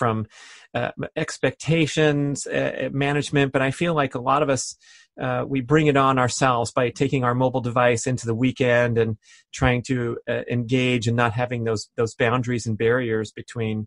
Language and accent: English; San Fernando Valley, California, United States; moved away; I was born and raised in the San Fernando Valley